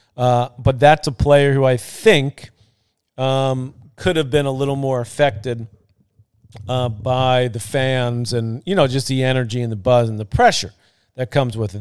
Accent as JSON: {"language": "English", "town": "New York City", "region": "New York", "country": "United States", "tie": "born or raised there", "said": "I was born and raised in Queens, by the way, about fifteen minutes from the site of the U S Open."}